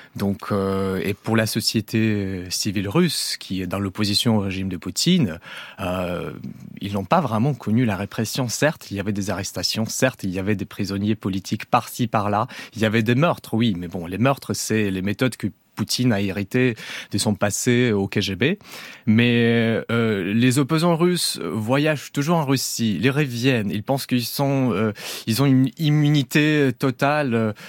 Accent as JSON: {"language": "French", "country": "Belarus", "tie": "born or raised there", "moved": "as an adult", "said": "je ne suis pas russe moi-même d'origine. J'ai vécu au Belarus jusqu'à mes 17 ans"}